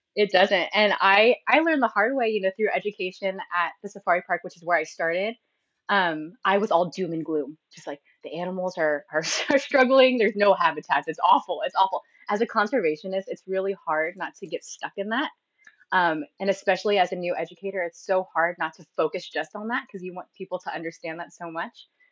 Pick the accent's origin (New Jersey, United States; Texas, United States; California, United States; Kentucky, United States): California, United States; San Diego; also born or lived in Philadelphia / Singapore; I lived I've lived in San Diego essentially my whole life, so I call it my home base